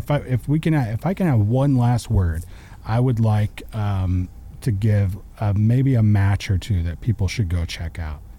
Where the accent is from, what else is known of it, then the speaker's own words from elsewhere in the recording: Hamilton, Texas, United States; I actually went to a wrestling show in my hometown of Hamilton. If you're in the Stephenville area, you know how tiny Hamilton is